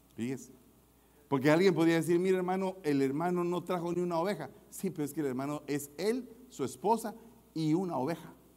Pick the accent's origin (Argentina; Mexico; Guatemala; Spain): Guatemala; en mi país los semáforos no están muy computarizados, que digamos, en Guatemala.